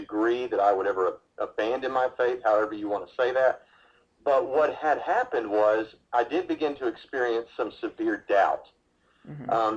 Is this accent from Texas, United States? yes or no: no; Lebanon, Tennessee, United States; moved away; we grew up outside of Nashville, Tennessee, in a place called Lebanon, Tennessee